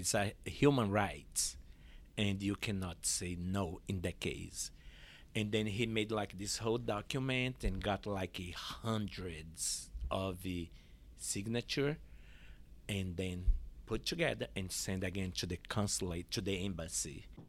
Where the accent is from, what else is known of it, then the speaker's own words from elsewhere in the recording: Olinda, Pernambuco, Brazil; English is a second language; moved away as an adult; also born or lived in San Francisco Bay Area, California; now in Portland, United States; I was born in Olinda, Pernambuco.